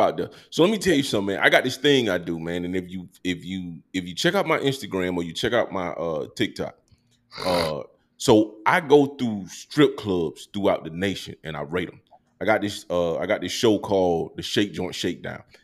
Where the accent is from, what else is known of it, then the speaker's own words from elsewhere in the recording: Columbus, Georgia, United States; moved away as an adult; also born or lived in San Diego; now in Maryland, United States; I'm from Columbus, Georgia